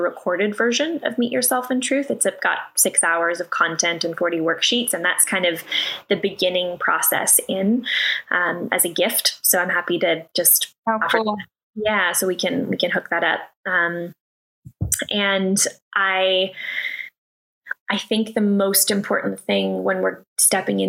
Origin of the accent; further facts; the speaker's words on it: Canada; now in California, United States; I'm from Canada.